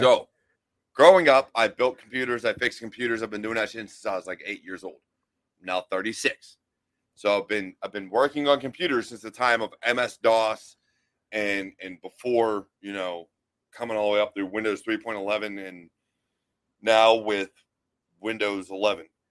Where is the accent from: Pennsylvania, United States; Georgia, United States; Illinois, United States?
Pennsylvania, United States; Western; moved away as an adult; also born or lived in Pitcairn, Pennsylvania / Monroeville, Pennsylvania / Altoona, Pennsylvania / Blairsville, Pennsylvania; I grew up in the city. I grew up like uh, basically in the ghetto